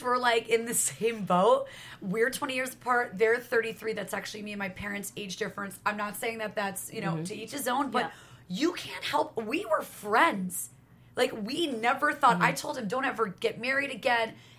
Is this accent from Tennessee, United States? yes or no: no; New York, United States; I'm from New York, so I'm like East Coast